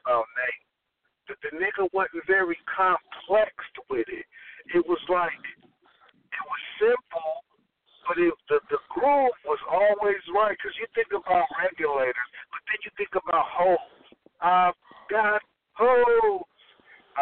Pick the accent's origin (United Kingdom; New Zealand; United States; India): United States; Long Beach, California; I ain't from Sippy. I'm from Long Beach, the east side